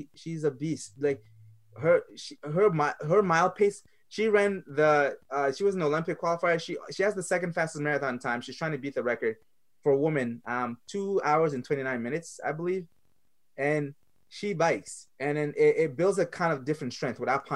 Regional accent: Mali; also born or lived in France; now in United States; growing up in Mali, third world country, one of the poorest countries in the world

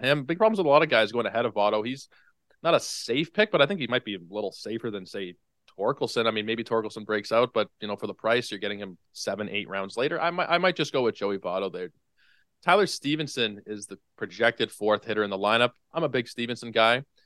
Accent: Canada; as a Canadian

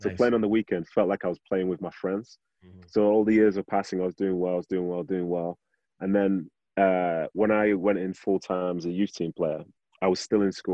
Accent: Manchester, North West England, United Kingdom; moved away as an adult; also born or lived in Nigeria / Salt Lake City, United States; now in United States; I was born in Nigeria. Went to Manchester in the early 90s

